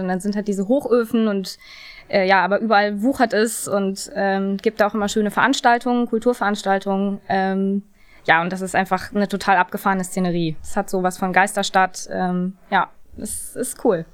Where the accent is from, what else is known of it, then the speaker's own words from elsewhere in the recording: Duisburg, North Rhine-Westphalia, Germany; moved away; also born or lived in Hamburg; ich bin auch gerne in Duisburg groß geworden